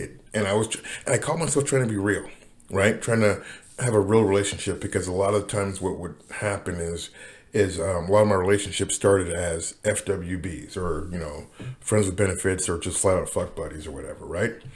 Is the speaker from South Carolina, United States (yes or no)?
no; Seattle, Washington, United States; also born or lived in Los Angeles; I'm from Seattle